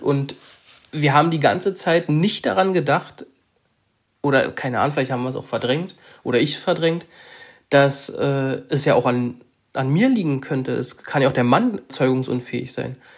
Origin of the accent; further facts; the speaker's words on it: Saxony-Anhalt, Germany; Wir kommen oder ich komme aus Sachsen-Anhalt